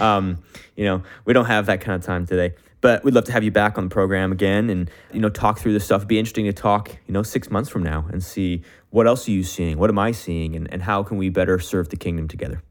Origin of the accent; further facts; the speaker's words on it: Canada; me as a Canadian, I only speak English